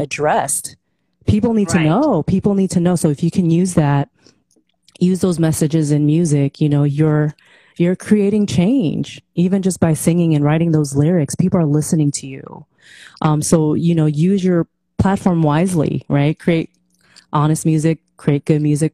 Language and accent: English; Philippines; moved away; I was born in the Philippines